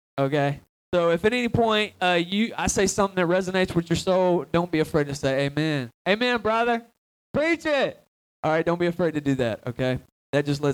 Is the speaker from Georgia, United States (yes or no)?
yes; Atlanta, Georgia, United States; I'm originally from Atlanta, Georgia